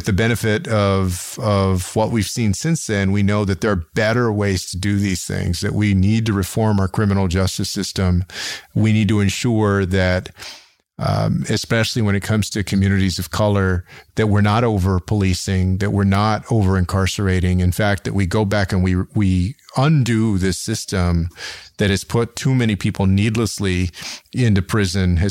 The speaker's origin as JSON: {"language": "English", "town": "San Antonio", "region": "Texas", "country": "United States", "tie": "born or raised there", "said": "my hometown of San Antonio had more drive-by shootings than Austin, Houston, and Dallas combined"}